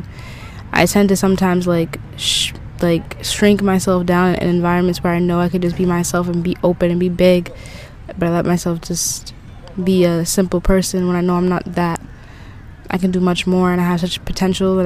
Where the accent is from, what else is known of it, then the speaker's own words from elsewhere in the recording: New England, United States; now in Florida, United States; I'm from New England